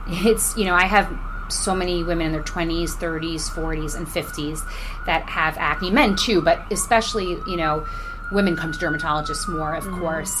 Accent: New York, United States; also born or lived in Englewood, New Jersey; I was born in New York and raised in New York until I was a kid, and then we moved to Englewood, New Jersey. Okay. And but I still went to school in New York. So yes, I'm from here

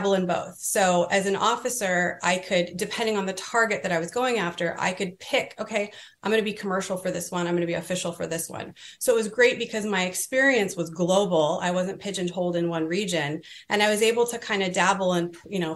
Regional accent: California, United States; moved away; I was from California

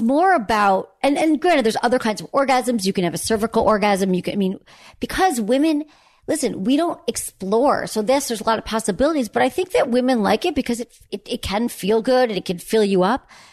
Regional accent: Michigan, United States; I grew up in Michigan

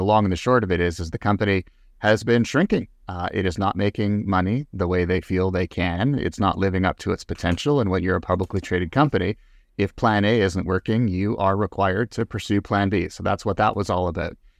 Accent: Canada; as a Canadian, literally living in the backyard of this once dominant, globally dominant company

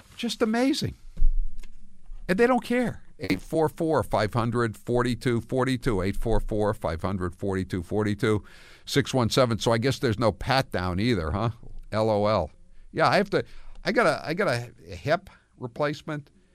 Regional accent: Maine, United States; moved away; again in my home state

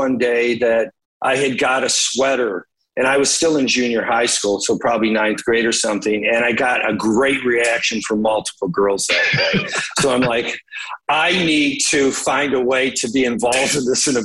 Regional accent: Detroit, Michigan, United States; I grew up in Detroit, really, you know, in the 70s

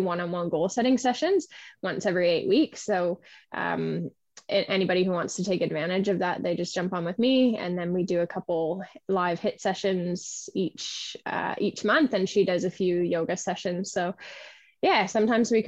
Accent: East Coast of Canada, Canada; moved away; I am originally from the East Coast of Canada

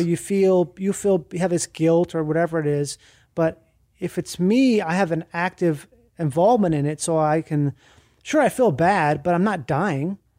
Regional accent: Minnesota, United States; I grew up in Minnesota, and that's where I started having colitis.

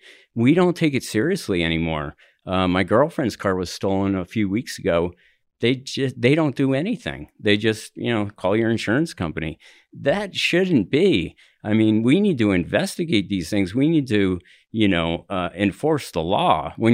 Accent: Denver, Colorado, United States; You know, I'm from the Highlands area, and it's like a lot of construction is going on

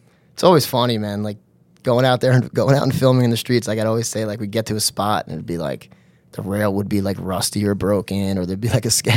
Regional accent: Long Island, New York, United States; from Long Island, New York

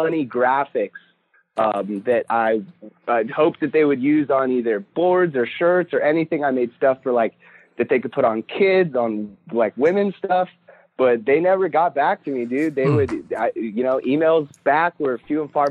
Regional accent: Mission Viejo, California, United States; I'm from Mission Viejo

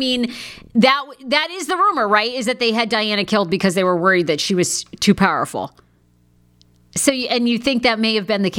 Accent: United States; As an American, as a woman of color

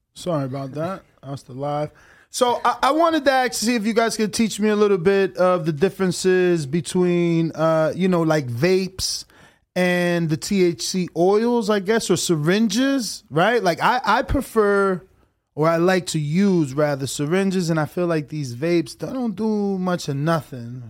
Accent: New Jersey, United States; moved away; I'm from New Jersey

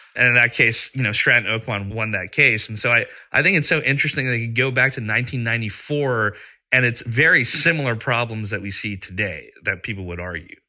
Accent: Pakistan; moved away; I was growing up in Pakistan, and we didn't have AOL, but we had our own internet service

